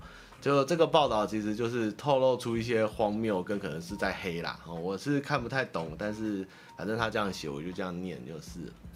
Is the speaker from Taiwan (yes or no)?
yes; Taiwan; 我们台湾人